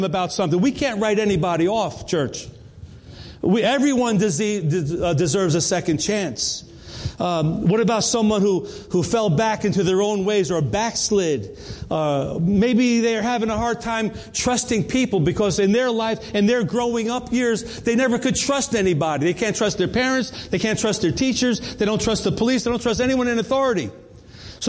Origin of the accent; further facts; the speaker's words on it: New York, United States; where I grew up in New York, everyone had a nickname